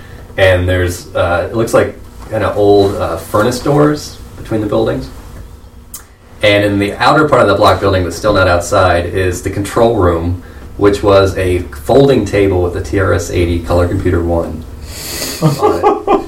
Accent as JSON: {"language": "English", "region": "Southern Illinois", "country": "United States", "tie": "born or raised there", "said": "the area I grew up in Southern Illinois"}